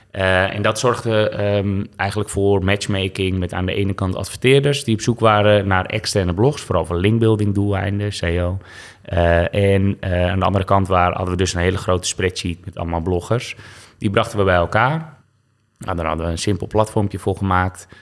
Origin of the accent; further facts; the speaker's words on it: Westzaan, North Holland, Netherlands; moved away as an adult; also born or lived in Zaandam; now in Amsterdam, Netherlands; ik ben geboren in Westzaan, in de Zaanstreek dus. En dat ligt naast Zaandam. Uh, goede jeugd gehad